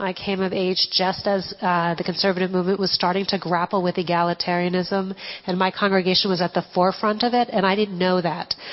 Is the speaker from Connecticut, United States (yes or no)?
yes; Connecticut, United States; I grew up in Connecticut in a very ethnic Jewish uh, town